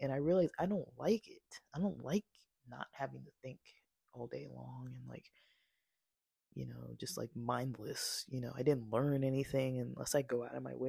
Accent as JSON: {"language": "English", "country": "United States", "tie": "born or raised there", "said": "I'm American born"}